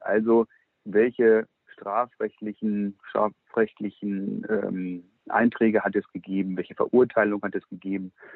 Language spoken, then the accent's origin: German; Lower Saxony, Germany; Ich bin ja nun kein Preußer, als Hannoveraner